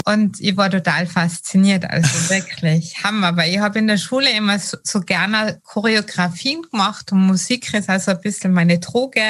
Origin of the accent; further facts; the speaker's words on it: Austria; als Österreicherin